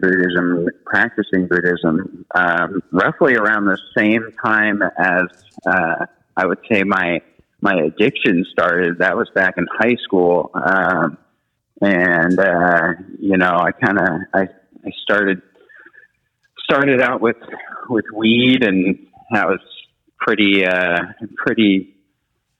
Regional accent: Kansas City, Missouri, United States; born or raised there

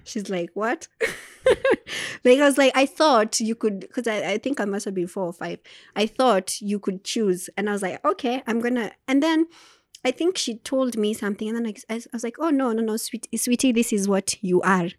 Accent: Turi, Nakuru County, Kenya; moved away; also born or lived in Nyeri / Naivasha / Nairobi; I grew up in Turi

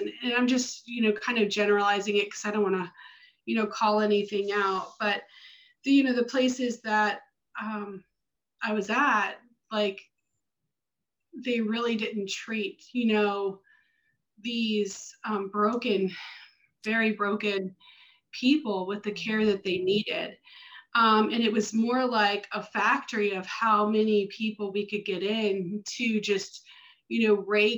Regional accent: Baltimore, Maryland, United States; moved away as an adult; now in Florida, United States; So originally I'm from Maryland, from the Baltimore, Northern Baltimore area

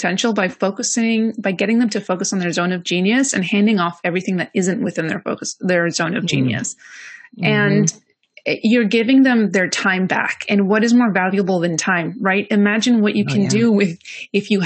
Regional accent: Greece; moved away; also born or lived in London; I moved from London to Greece, which is where I'm originally from

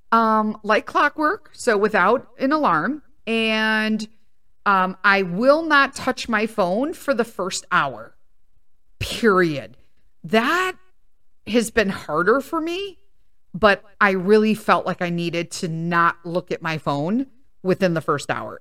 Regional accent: Chicago, Illinois, United States; I grew up in Chicago in a predominantly Italian neighborhood

